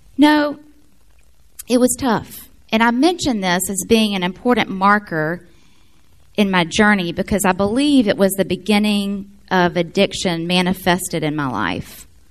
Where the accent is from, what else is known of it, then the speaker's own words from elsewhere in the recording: Memphis, Tennessee, United States; also born or lived in Florence, Alabama; I'm from Florence. We moved to Memphis in 81. I was one